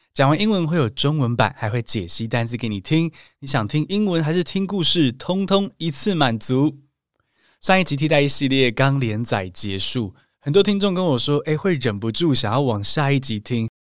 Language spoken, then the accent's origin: Chinese; Taiwan; 我们是台湾人